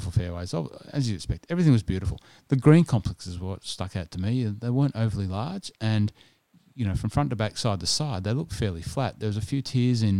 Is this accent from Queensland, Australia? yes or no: no; New South Wales, Australia; also born or lived in Sydney; now in Melbourne, Australia; I grew up in New South Wales, as you know, and spent a lot of time in Sydney